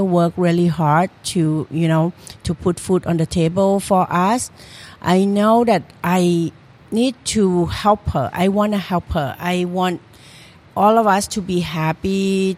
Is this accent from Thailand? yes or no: yes; Trang, Thailand; moved away as an adult; now in Philadelphia, United States; I come from Trang, okay. The southern part of Thailand